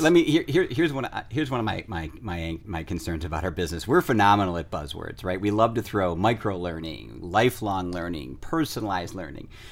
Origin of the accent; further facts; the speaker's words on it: United States; I'm from the United States